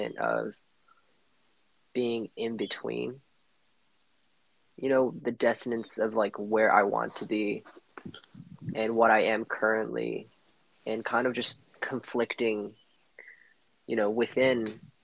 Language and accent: English; San Diego, California, United States; growing up in Southern California in San Diego, where it's like pretty laid back